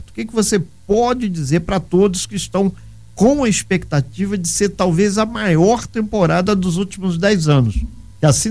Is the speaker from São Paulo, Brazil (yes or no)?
no; Minas Gerais, Brazil; now in Angra dos Reis, Brazil; Eu sou mineiro